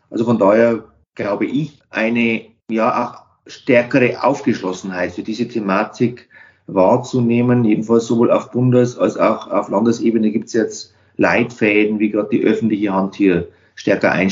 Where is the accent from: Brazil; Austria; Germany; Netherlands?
Germany; Bavaria; In meiner Heimatregion gibt es die Stadtwerke Wunsiedel und dort einen Pionier, den dortigen Geschäftsführer, der den Wunsiedler Weg erfunden hat, den wir hier in der Region alle mitgehen wollen.